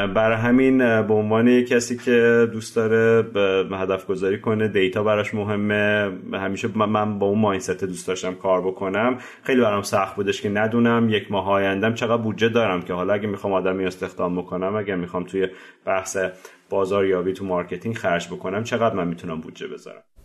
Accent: Tehran, Tehran Province, Iran; moved away as an adult; also born or lived in France; من بهمن 1365 تهران به دنیا اومدم

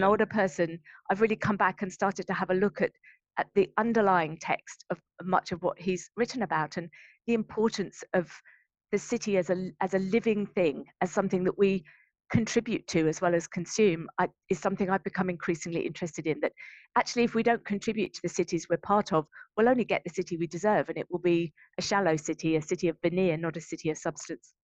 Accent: Brighton, South East England, United Kingdom; moved away as an adult; also born or lived in London; now in Brisbane, Australia; I'm from Brighton

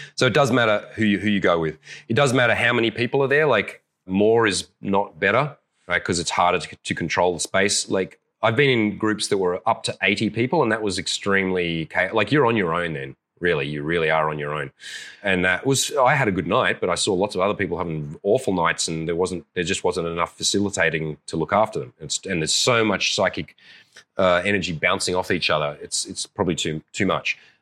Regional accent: Australia; I'm an Aussie

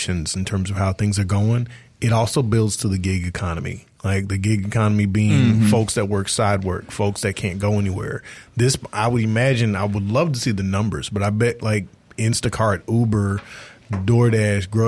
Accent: Columbia, Mississippi, United States; I'm from South Mississippi in Marion County, is where I'm from, Columbia

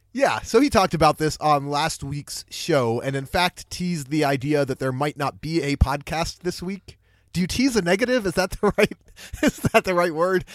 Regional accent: Pittsburgh, Pennsylvania, United States; I grew up in Pittsburgh

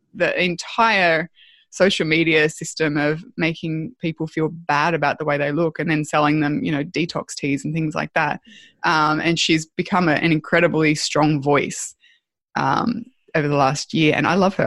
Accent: Australia; being Australian

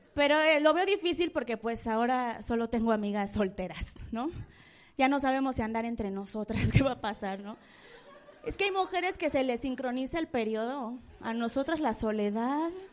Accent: Mexico City, Mexico; soy de la Guerrero

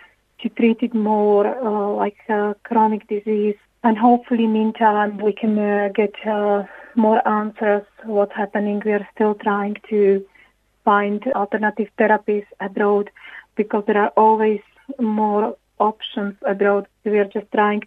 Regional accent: Slovakia; moved away as an adult; now in Ireland; We are originally from Slovakia. We moved to Ireland in 2006

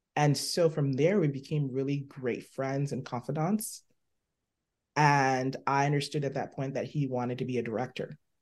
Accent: Liberia; moved away; also born or lived in Buffalo; I was born in Liberia.

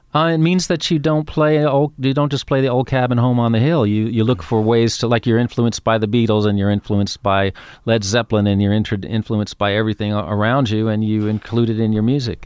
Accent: New York, United States; also born or lived in Queens; I grew up in Manhattan

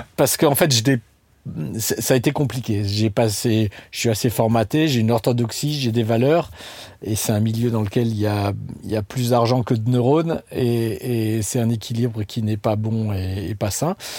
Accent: Strasbourg, Grand Est, France; je viens de Strasbourg

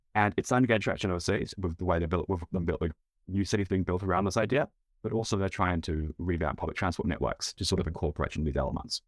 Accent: United States; now in New Zealand; I'm an American

